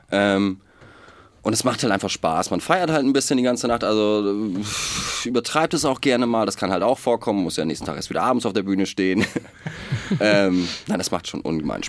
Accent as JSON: {"language": "German", "area": "area between Hamburg and Bremen", "region": "Lower Saxony", "country": "Germany", "moved": "yes", "lives_now": "Hamburg, Germany", "said": "wir kommen aus der Gegend zwischen Hamburg und Bremen und da kommen wir auch alle her."}